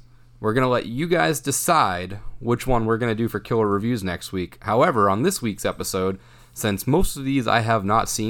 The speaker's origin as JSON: {"language": "English", "region": "Massachusetts", "country": "United States", "said": "So we're from Massachusetts"}